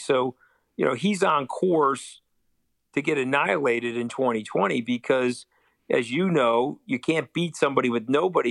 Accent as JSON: {"language": "English", "region": "New York", "country": "United States", "said": "I'm a New Yorker."}